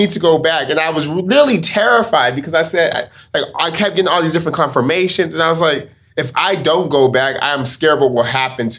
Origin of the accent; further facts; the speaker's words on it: Stockton, California, United States; Born and raised in Stockton.